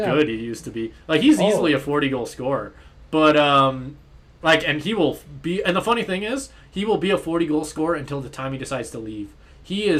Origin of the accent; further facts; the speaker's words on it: Calgary, Alberta, Canada; me and Caleb both grew up in Calgary. So Calgary, Alberta